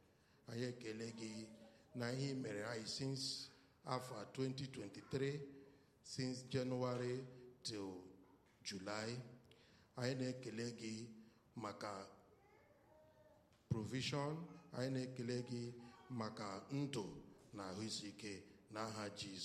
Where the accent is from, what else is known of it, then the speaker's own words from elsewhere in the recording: Nigeria; I'm from Nigeria.